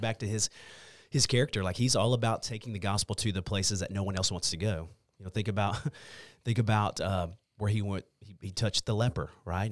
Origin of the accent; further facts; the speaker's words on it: Longview, Texas, United States; also born or lived in Hallsville, Texas; I grew up in Longview. I grew up on the south side of Longview